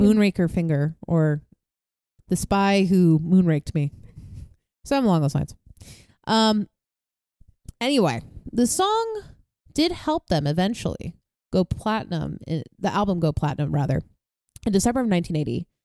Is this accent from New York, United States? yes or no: yes; New York, United States; moved away; back where I grew up in New York